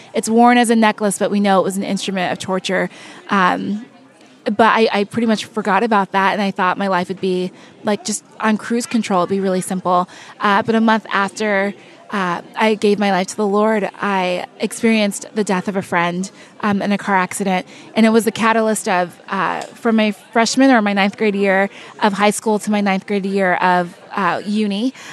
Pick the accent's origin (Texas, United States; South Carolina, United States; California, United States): California, United States; I was born and raised in California, but my parents are born and raised in, in Nigeria.